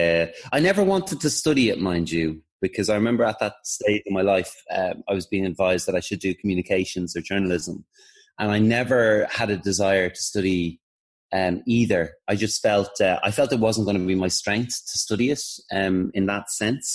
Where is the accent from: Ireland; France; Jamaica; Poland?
Ireland; Dublin, Leinster; moved away; I'm from Dublin and I'm very proud of it.